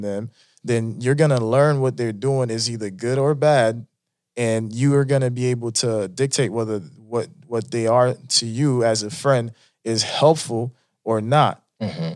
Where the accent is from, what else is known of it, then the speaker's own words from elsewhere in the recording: Palm Beach County, Florida, United States; English is a second language; also born or lived in Haiti; I grew up in Palm Beach County, Florida